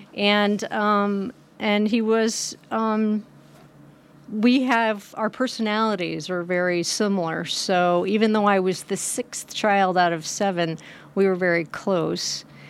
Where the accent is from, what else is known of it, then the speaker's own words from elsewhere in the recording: Hamilton, Montana, United States; also born or lived in New York / New Jersey; now in Nevada City, United States; actually born in New York, moved to New Jersey when I was three, spent summers in Cape Cod, and then moved to Montana when I was eleven, in sixth grade